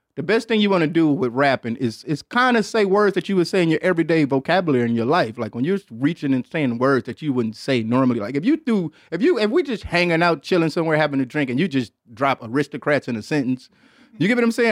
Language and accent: English; Detroit, Michigan, United States; Growing up in Detroit, Michigan